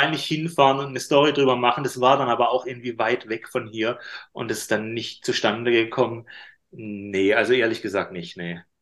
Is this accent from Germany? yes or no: yes; Karlsruhe, Baden-Württemberg, Germany; in Karlsruhe, in meiner Heimatstadt